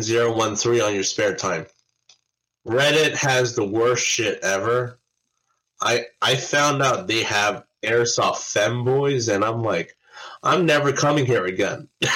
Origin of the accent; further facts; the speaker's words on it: United States; as an American